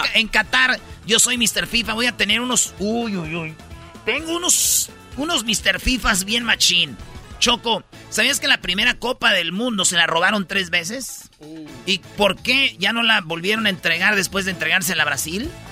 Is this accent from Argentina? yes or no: no; Michoacán, Mexico; yo soy de Michoacán